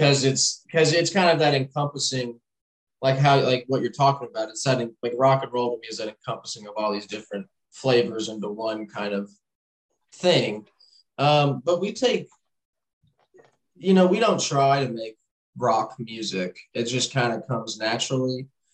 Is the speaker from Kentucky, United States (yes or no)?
yes; Louisville, Kentucky, United States; I'm from Louisville, that's where I live. So I'm kind of like right on the line of Kentucky.